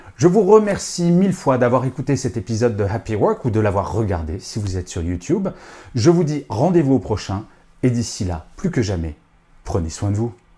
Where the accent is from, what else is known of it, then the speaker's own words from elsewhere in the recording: France; je suis français